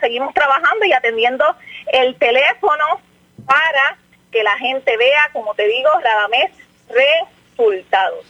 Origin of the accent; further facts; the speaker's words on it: Jayuya, Puerto Rico; yo soy de Jayuya y el alcalde es mi padre